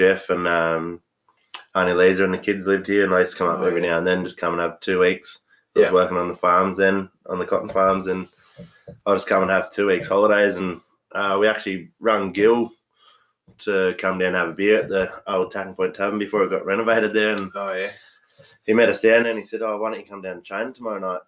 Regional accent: Bourke, New South Wales, Australia; moved away as an adult; also born or lived in Dubbo; I grew up in Bourke. Yeah, I went to school in Dubbo for a couple of years. Pretty much grew up in Bourke

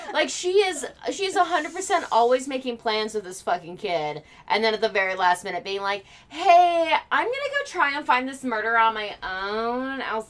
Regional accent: Eureka, California, United States; my hometown, Eureka

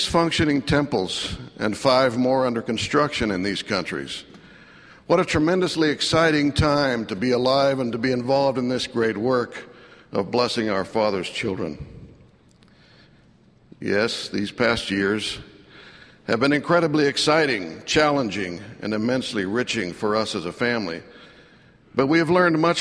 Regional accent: United States; also born or lived in Mexico; I was raised and educated in the United States from about 6 years of age

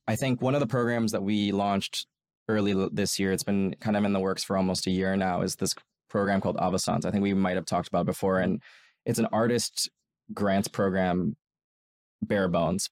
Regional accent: New York, United States; I worked as a golf caddy in in where I grew up in New York

